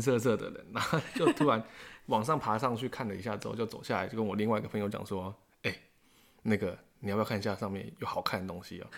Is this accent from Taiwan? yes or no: yes; Taiwan; 我们台湾人